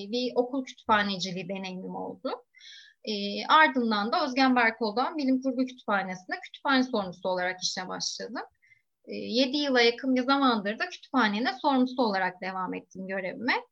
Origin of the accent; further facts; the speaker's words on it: Ayvalık, Balıkesir, Turkey; moved away as an adult; now in Istanbul, Turkey; ben Ayvalık'ta büyüdüm. üniversite için İstanbul'a gelip